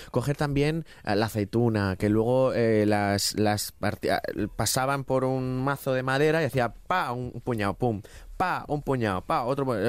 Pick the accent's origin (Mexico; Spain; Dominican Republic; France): Spain; Ricote, Region of Murcia; yo me crié en Ricote